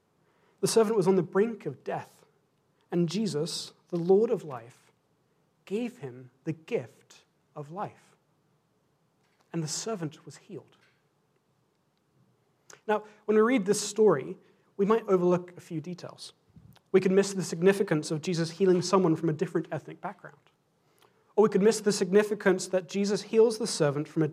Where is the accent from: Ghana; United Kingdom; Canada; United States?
United Kingdom; England; as an Englishman and as a Scotsman